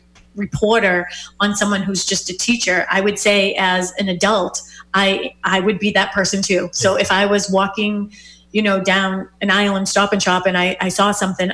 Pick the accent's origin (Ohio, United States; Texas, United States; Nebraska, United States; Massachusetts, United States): Massachusetts, United States; Boston; I grew up in Dorchester